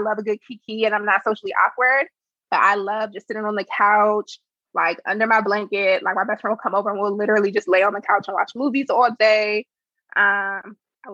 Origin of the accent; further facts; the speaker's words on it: Prince George's County, Maryland, United States; I'm from Prince George's County. I am Ugandan and Nigerian, but raised in PG County.